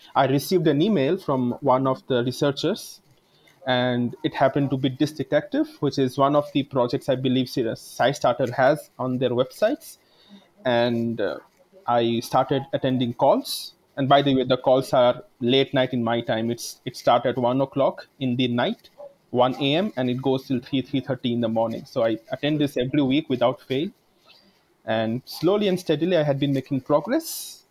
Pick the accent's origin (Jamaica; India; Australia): India; I come from a economically backward family, and also I am from India